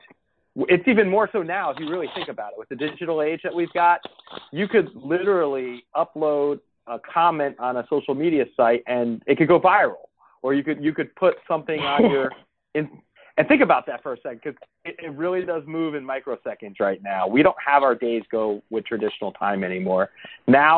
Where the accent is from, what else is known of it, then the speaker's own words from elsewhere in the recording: New Jersey, United States; we're both from New Jersey